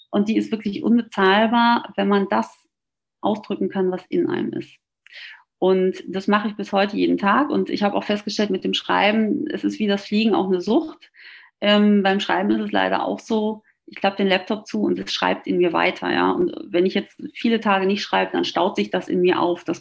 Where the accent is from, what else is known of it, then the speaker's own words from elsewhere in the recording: North Rhine-Westphalia, Germany; ich komme aus dem Ruhrgebiet, da ist man ja auch eher humorvoll aufgeschlossen und sehr selbstironisch vor allem.